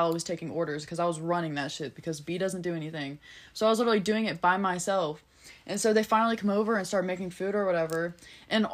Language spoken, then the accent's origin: English; United Kingdom; now in Cincinnati, United States; I'm British